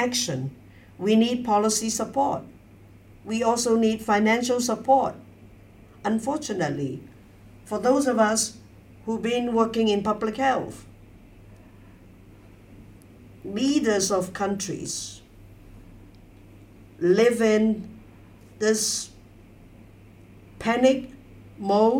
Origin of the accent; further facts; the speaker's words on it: Hong Kong; now in Beijing, China; I was born in Hong Kong, educated in Hong Kong